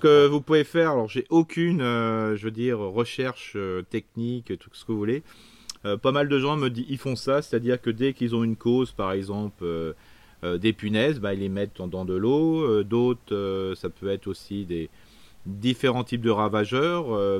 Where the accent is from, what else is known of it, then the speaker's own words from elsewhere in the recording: Isère, Auvergne-Rhône-Alpes, France; je suis né dans l'Isère